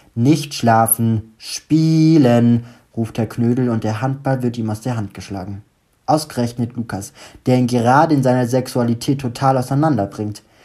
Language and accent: German; Stuttgart, Baden-Württemberg, Germany; now in Düsseldorf, Germany; ich gerade wieder in meiner Heimat bin in Stuttgart.